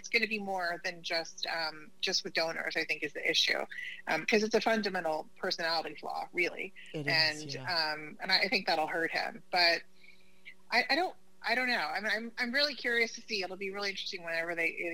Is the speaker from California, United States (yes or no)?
no; Oklahoma, United States; moved away; I'm originally from Oklahoma.